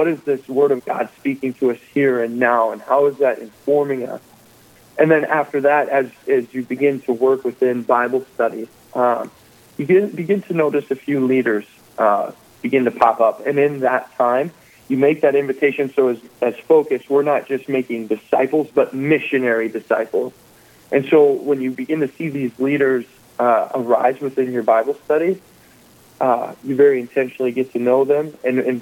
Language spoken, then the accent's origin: English; Dickinson, North Dakota, United States; moved away as an adult; also born or lived in Minnesota; I came from Dickinson, or I grew up in Dickinson, North Dakota